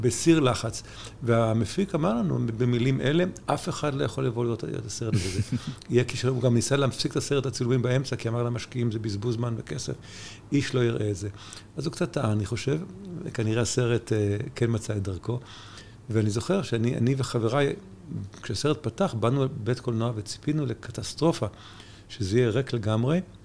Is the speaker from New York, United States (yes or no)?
yes; New York, United States; now in Israel; גם גדלתי בניו יורק